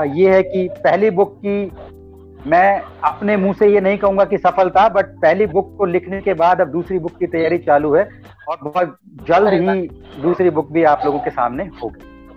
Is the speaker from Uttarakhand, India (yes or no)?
no; Alwar, Rajasthan, India; moved away as an adult; also born or lived in Aurangabad, Maharashtra / Pune; now in Gurugram, India; मैं बेसिकली अलवर राजस्थान का रहने वाला हूँ और अलवर राजस्थान में जी आ, मेरी प्राइमरी एजुकेशन अलवर राजस्थान में हुई